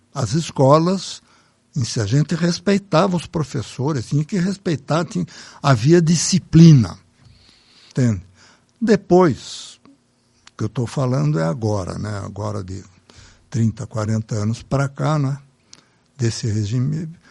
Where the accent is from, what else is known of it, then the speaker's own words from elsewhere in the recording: Brazil; Eu pensei como brasileiro